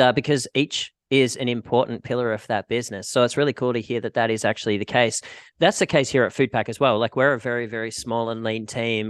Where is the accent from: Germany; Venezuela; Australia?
Australia; moved away as an adult; now in Vancouver, Canada; I'm Australian and I was living in Australia